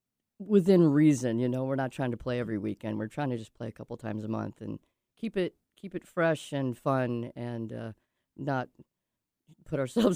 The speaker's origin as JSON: {"language": "English", "town": "Oak Harbor", "region": "Washington", "country": "United States", "tie": "born or raised there", "also_born_or_lived": "Coupeville, Washington / Mount Vernon, Washington", "said": "I spent some time on Whidbey Island Elementary School. Oak Harbor. I lived in Oak Harbor and in Coopville when I was a child before I moved to Mount Vernon and met Brooke."}